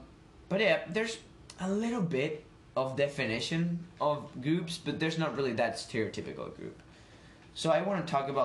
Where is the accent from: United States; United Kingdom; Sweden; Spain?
Spain; now in Parry Sound, Canada; I'm from Spain